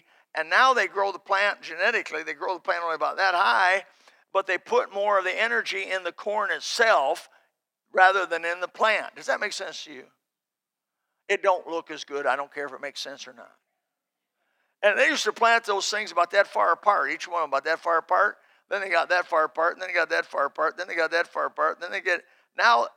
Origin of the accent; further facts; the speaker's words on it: Indiana, United States; now in Florida, United States; I come from Indiana where the soil's black and rich